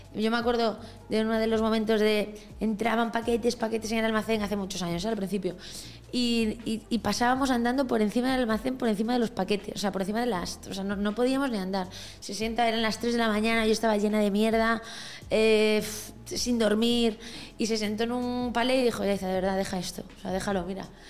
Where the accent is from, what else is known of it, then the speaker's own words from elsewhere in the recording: a village in Galicia, Spain; moved away as an adult; now in Madrid, Spain; yo vengo de un pueblo de Galicia, ni siquiera vengo de, la ciudad, ¿sabes? Entonces, en mi casa, los huevos que se comían eran de las gallinas de abajo